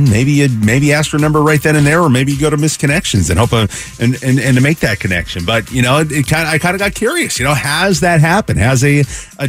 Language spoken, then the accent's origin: English; Seattle, Washington, United States; now in Phoenix, United States; I grew up in Seattle